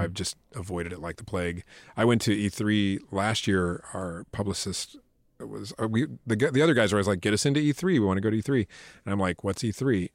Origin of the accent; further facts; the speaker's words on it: Biloxi, Mississippi, United States; I'm from Biloxi, Mississippi.